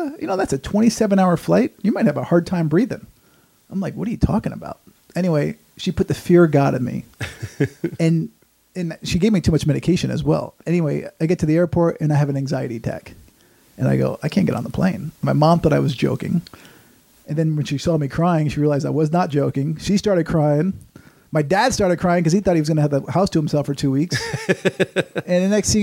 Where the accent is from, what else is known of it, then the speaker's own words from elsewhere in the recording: Norwalk, Connecticut, United States; I grew up in Connecticut.